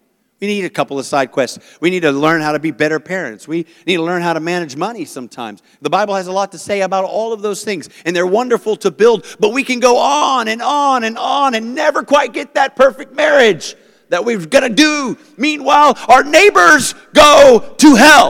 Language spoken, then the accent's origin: English; South Africa; now in United States; I'm South African